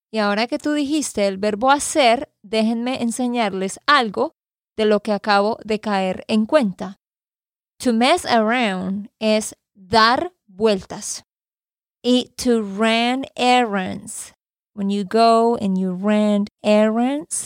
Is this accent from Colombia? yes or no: yes; Santander, Colombia; de Santander, Colombia